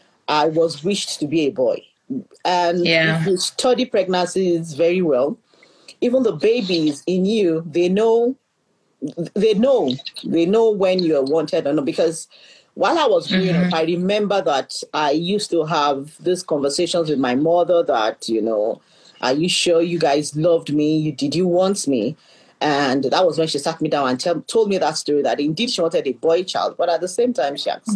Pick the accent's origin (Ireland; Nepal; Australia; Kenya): Kenya; Nairobi; I pride myself being an African because I was born in the East and I grew up in the West. So I was born in Nairobi, Kenya. My father was a diplomat.